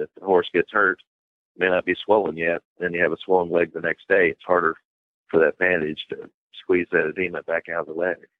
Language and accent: English; Bardstown, Kentucky, United States; I'm from Bardstown, Kentucky